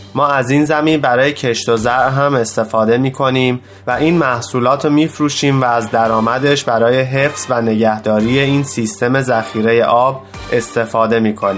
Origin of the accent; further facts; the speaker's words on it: Rajasthan, India; moved away as an adult; now in United States; من در راجستان به دنیا آمدم و برای کار با شرکت های بزرگ به آمریکا آمدم